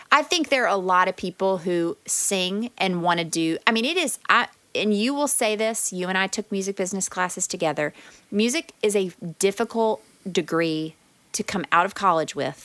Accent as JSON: {"language": "English", "region": "Texas", "country": "United States", "tie": "born or raised there", "also_born_or_lived": "Louisiana / Dallas, Texas", "moved": "as an adult", "lives_now": "Edmond, United States", "said": "I grew up in Texas, but then we moved to Louisiana for a little while and we lived in a small town."}